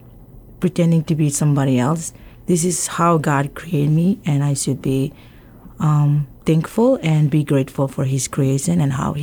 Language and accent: English; Yap, Micronesia; moved away as an adult; I say I'm from Yap, but basically I'm from the outer island of Yap